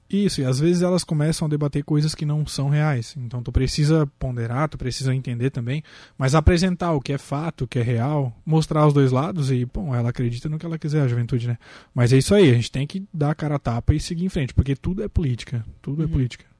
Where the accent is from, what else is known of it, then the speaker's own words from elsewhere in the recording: Maracajá, Santa Catarina, Brazil; Sou do Maracajá